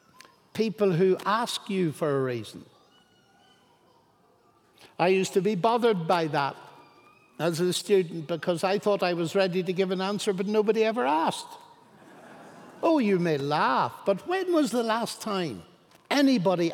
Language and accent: English; Ireland; I'm Irish. We are full of imagination, we Irish.